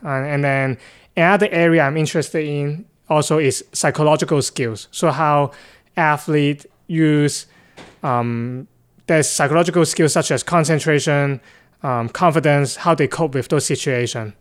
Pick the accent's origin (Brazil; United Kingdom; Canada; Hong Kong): Hong Kong; moved away; I'm actually originally from Hong Kong, China